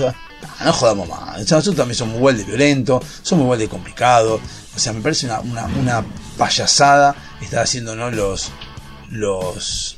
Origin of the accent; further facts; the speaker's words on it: Argentina; somos argentinos y nos creemos que la sabemos toda